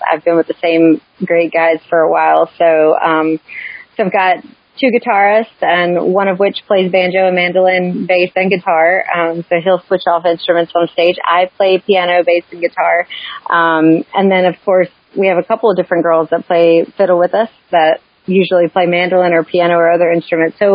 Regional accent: North Carolina, United States; I'm a Carolina girl. That's where I'm from, and I've been in Charlotte for years.

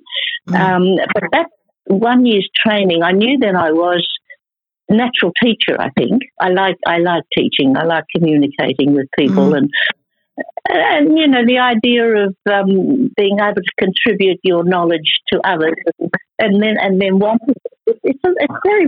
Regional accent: China; now in Australia; I was born in China.

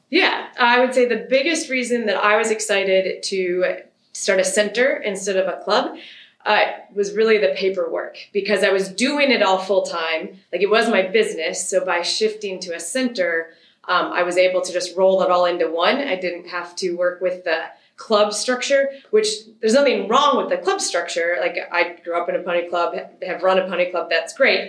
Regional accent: Michigan, United States; moved away as an adult; now in Wisconsin, United States; I was born in Michigan. By the time I was around, both my parents were in Michigan full time, and then I just moved to Wisconsin post college

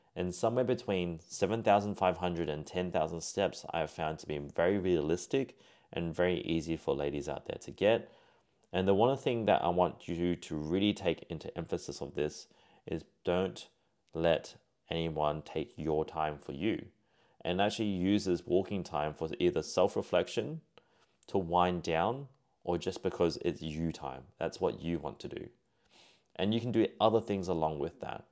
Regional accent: Singapore; He was of Malaysian descent, like myself, being Singaporean.

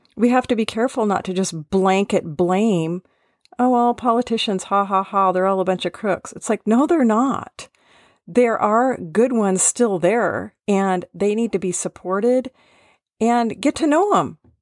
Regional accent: Seattle, Washington, United States; I was born in Seattle

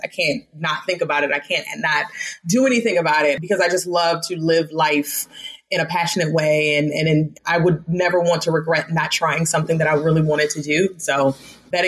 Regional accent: Baltimore, Maryland, United States; moved away as an adult; also born or lived in Las Vegas, Nevada; I am born and raised in Baltimore, Maryland

